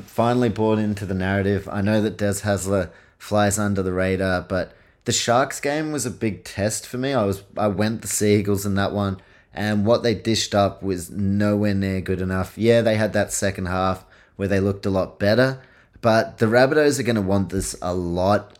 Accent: New Zealand; I was born in New Zealand, grew up going to Warriors games

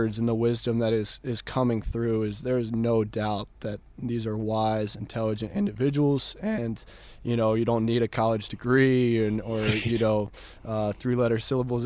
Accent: Dripping Springs, Texas, United States; growing up in Dripping Springs, Texas

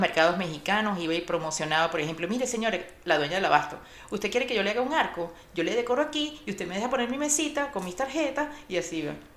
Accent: Caracas, Capital District, Venezuela; moved away as an adult; now in Miami, United States; en Caracas, Venezuela, de donde soy

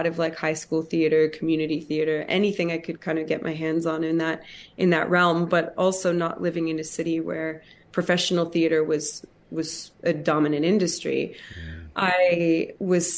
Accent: Hamilton, Ontario, Canada; it's my hometown, Hamilton, Ontario, Canada

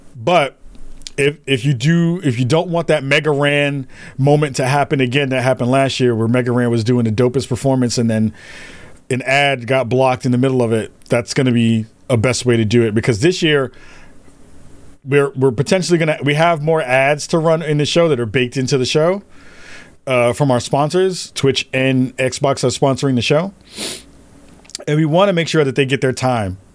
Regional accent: New York, United States; As a New Yorker

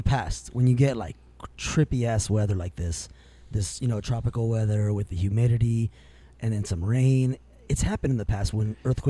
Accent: Whittier, California, United States; we're all from Whittier, and you know, being from Whittier

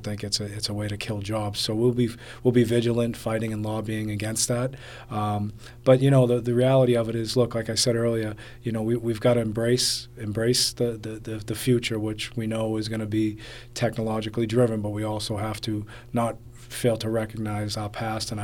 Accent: Medford, Massachusetts, United States; I grew up in Medford, which is just outside of Boston proper

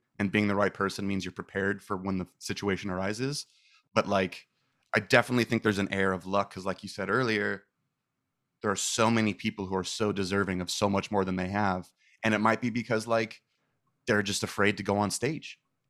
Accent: Manhattan Beach, California, United States; Yeah, I was born and raised in Manhattan Beach, little beach town kind of by like Hermosa.

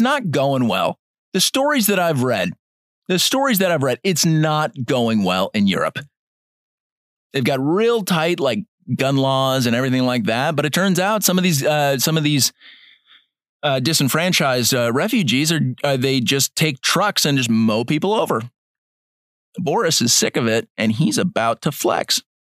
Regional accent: United States; I'm an American

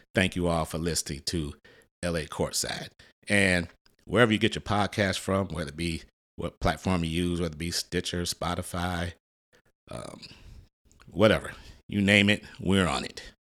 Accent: Detroit, Michigan, United States; My hometown, Detroit, Michigan.

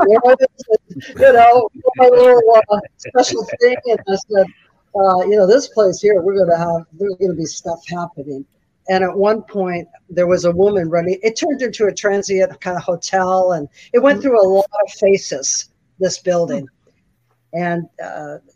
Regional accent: San Francisco, California, United States; I'm from San Francisco

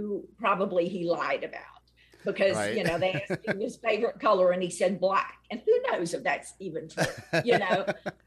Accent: Alexandria, Louisiana, United States; I grew up in Alexandria, and I was in Horseshoe Drive Elementary.

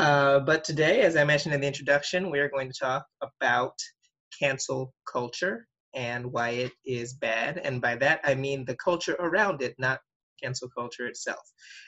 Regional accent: New York, United States; also born or lived in South Korea; As you know, I'm a Black doctoral student. I live in Queens, New York. I was born and raised in New York, although I've lived in a couple of other places.

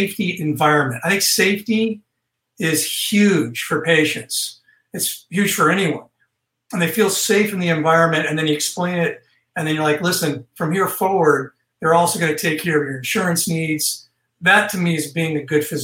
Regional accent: Northern California, United States; now in Texas, United States; I'm from Northern California

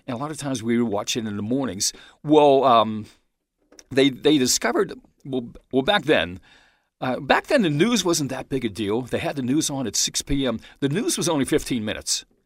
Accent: Pittsburgh, Pennsylvania, United States; I was born in Pittsburgh

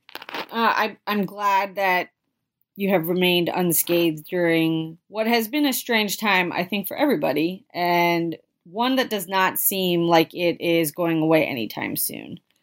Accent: Philadelphia, Pennsylvania, United States; I'm from the Philadelphia area

